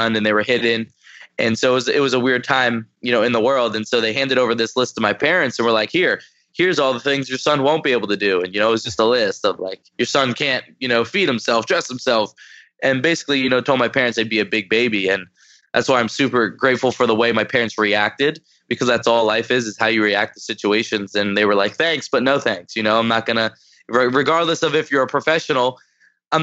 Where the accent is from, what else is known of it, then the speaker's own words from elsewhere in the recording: New Jersey, United States; I'm 22 years old, and I was born in New Jersey.